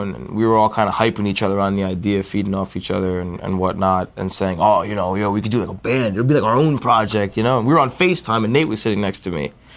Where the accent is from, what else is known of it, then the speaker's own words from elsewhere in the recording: New Jersey, United States; we're all from New Jersey